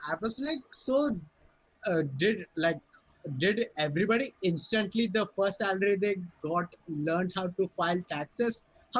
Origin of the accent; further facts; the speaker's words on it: India; as an Indian